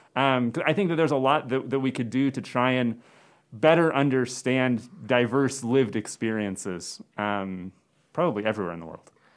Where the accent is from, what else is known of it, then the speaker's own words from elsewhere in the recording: Phoenix, Arizona, United States; moved away as an adult; also born or lived in Maryland / Cortez, Colorado / Provo, Utah / Tucson, Arizona; now in Chadron, United States; mainly I was raised in the Phoenix area in Arizona